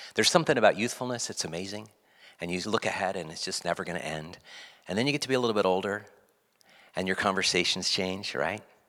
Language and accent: English; West Coast, United States; growing up on the West Coast, being around the Rockies, Sierra Nevada is up here in the Cascades